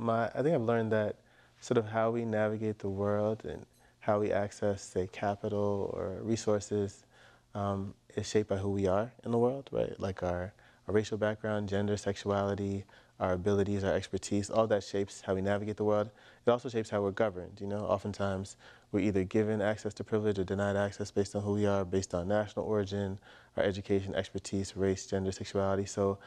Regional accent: East Coast, United States; And then they came to New York where my younger brother was born. And then we grew up on the East Coast, moving around.

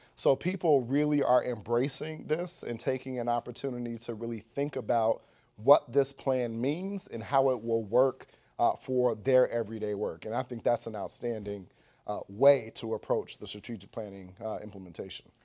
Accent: Dayton, Ohio, United States; moved away as an adult; now in Washington, D.C., United States; I went to public schools in Dayton, Ohio

